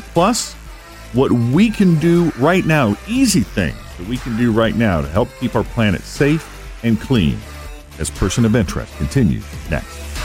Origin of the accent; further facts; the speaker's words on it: Boston, Massachusetts, United States; moved away; I'm originally from the Boston area